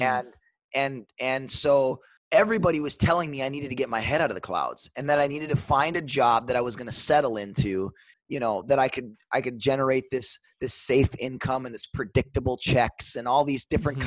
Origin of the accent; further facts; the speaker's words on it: Superior, Wisconsin, United States; also born or lived in Duluth, Minnesota; grew up in a uh, small town. I guess relative small town is kind of relative. Twenty eight thousand people, Superior, Wisconsin.